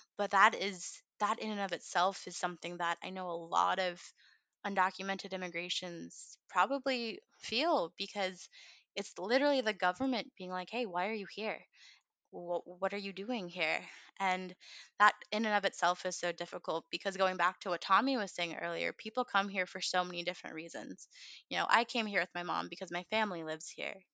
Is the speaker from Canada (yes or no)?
no; United States; also born or lived in India; I was raised very much as a quintessential American girl